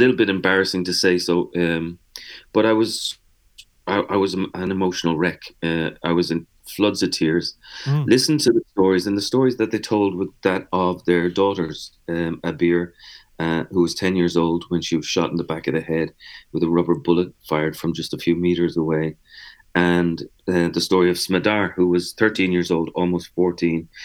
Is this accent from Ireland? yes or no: yes; Dublin, Leinster, Ireland; now in New York, United States; I'm from Dublin